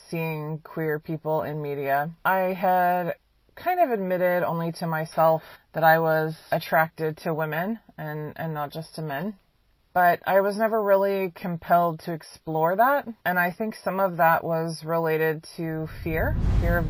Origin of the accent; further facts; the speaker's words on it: Kansas City, Missouri, United States; I'm 34 years old. I'm from Kansas City, Missouri, USA